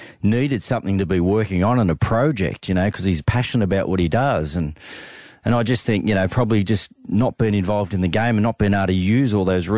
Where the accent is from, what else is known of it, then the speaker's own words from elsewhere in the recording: Australia; as Australian males, we're